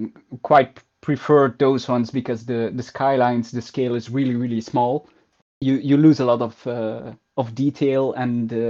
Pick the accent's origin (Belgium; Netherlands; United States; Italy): Belgium; Ghent, Flanders; I started actually with the idea of building part of my hometown, so part of Ghent.